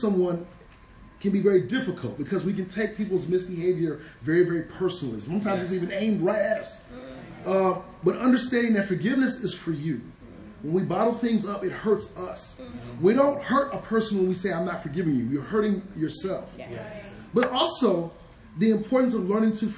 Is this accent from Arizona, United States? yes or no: no; Detroit, Michigan, United States; moved away; I grew up in Detroit, a very rough place